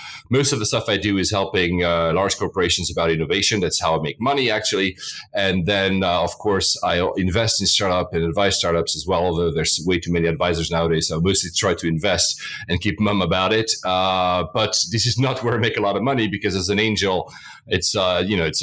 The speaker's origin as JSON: {"language": "English", "country": "Switzerland", "tie": "born or raised there", "also_born_or_lived": "Japan / Philippines", "moved": "yes", "said": "I was born and raised in Switzerland."}